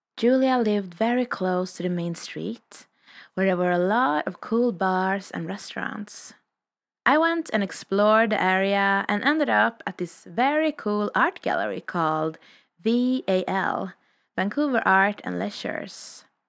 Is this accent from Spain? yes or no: no; Sweden; moved away as an adult; also born or lived in Revelstoke, Canada; I'm a vagabond from Sweden, currently exploring in North America